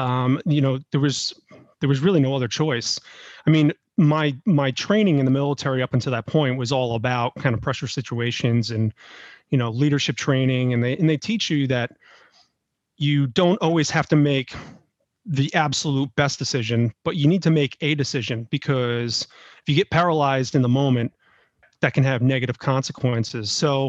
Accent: New York, United States; now in Tampa, United States; So I have a military background, born and raised in New York. Have lived in a lot of different places, mostly in the Northeast and then throughout the South.

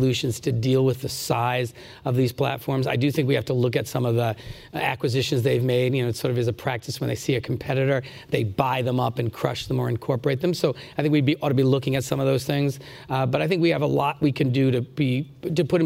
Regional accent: Rhode Island, United States; the Providence Journal, which is the newspaper in my home state

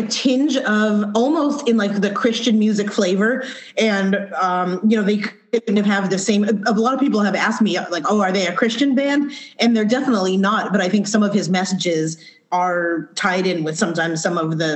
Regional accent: Scranton, Pennsylvania, United States; now in California, United States; I'm from Scranton, Pennsylvania, so like Northeast PA

